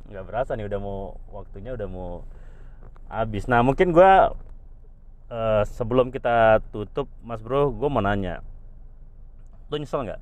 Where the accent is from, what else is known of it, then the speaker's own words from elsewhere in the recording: Java, Indonesia; itulah gue aja orang Jawa